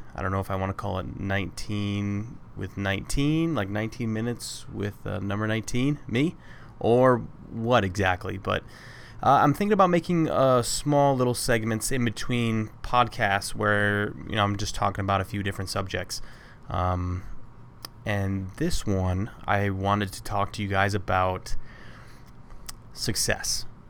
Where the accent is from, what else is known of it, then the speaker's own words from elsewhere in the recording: Toledo, Ohio, United States; also born or lived in Jacksonville, North Carolina; I grew up in Toledo